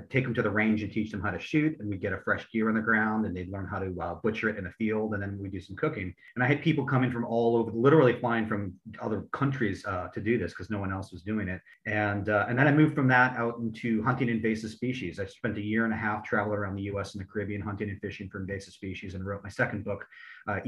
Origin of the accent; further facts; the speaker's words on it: Charlottesville, Virginia, United States; also born or lived in Florida; I'm from Charlottesville, Virginia.